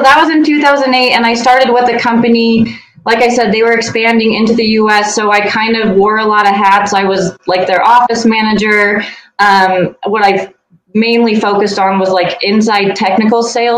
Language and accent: English; Eastern Colorado, United States; I grew up in Eastern Colorado in a small town